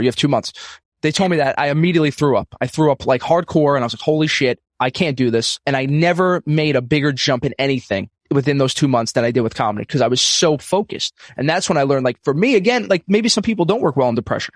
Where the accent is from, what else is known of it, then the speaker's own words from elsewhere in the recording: New York City, New York, United States; I'm from Brooklyn, New York, um, old school Italian family